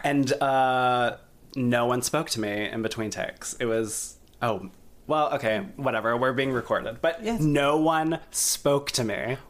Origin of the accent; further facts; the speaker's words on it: South Carolina, United States; now in New York, United States; I grew up in South Carolina.